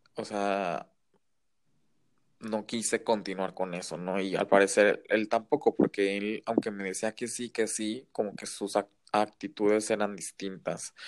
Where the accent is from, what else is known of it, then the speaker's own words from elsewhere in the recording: Mexico; also born or lived in Shanghai; soy mexicano